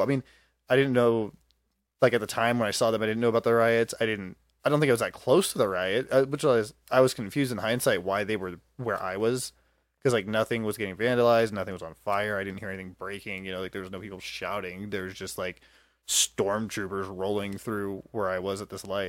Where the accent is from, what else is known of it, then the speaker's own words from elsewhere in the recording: Tacoma, Washington, United States; born there; I was born in Tacoma.